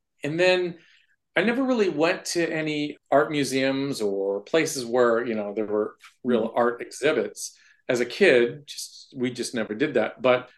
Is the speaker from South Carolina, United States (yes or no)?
no; San Jose, California, United States; now in Perrysburg, United States; Originally San Jose, California.